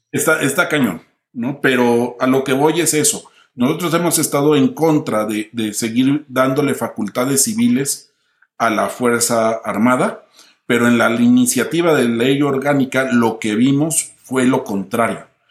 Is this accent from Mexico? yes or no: yes; Mexico; also born or lived in Mexico City / Madrid